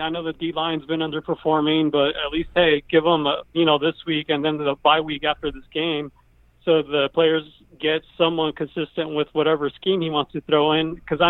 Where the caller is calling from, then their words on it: Winston, California, United States; I'm calling from Winston, California, the 209.